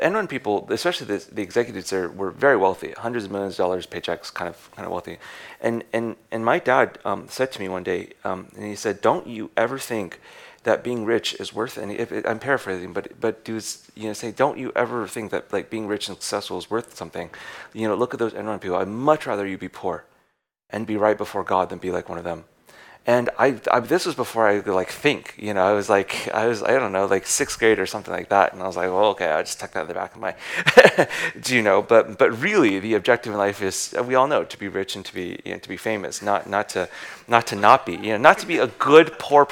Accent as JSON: {"language": "English", "country": "United States", "said": "we're American"}